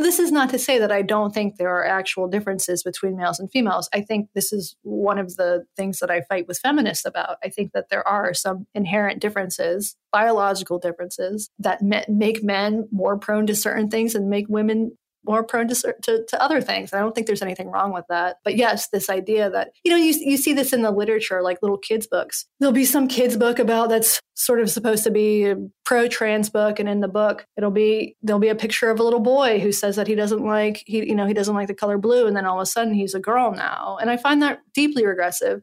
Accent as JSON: {"language": "English", "region": "Western North Carolina", "country": "United States", "tie": "born or raised there", "said": "I'm from Western North Carolina"}